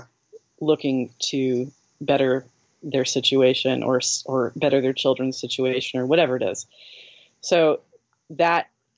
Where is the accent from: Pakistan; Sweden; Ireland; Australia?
Ireland; the reason we care so much about America is because we're Irish